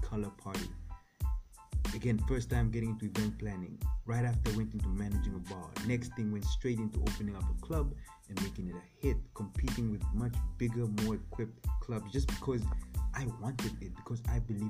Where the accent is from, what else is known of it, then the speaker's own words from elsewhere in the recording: Namibia; I grew up in Namibia, right? I grew up there. That's where I learned how to speak and everything.